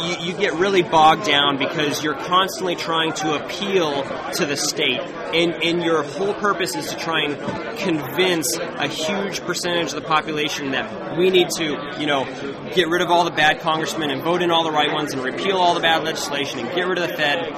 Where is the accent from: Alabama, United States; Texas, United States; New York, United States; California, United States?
California, United States; moved away as an adult; also born or lived in Manchester, New Hampshire; now in New Hampshire, United States; I'm originally from California. My wife and I moved um, a year and a half ago for the Free State Project, and uh, we've been living happily ever after.